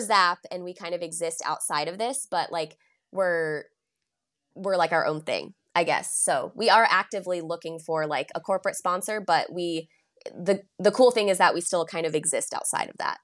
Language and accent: English; Chapel Hill, North Carolina, United States; also born or lived in Charleston, South Carolina; I grew up in Chapel Hill